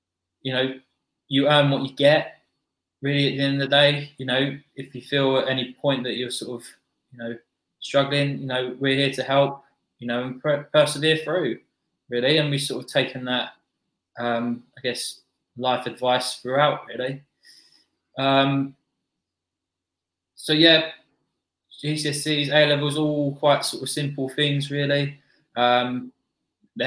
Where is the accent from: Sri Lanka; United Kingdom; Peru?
United Kingdom; Bexley, London; I grew up in Bexley Village, a small village just on the outskirts of London